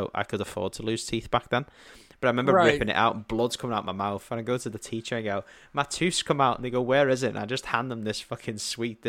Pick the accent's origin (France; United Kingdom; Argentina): United Kingdom; I'm a Brit.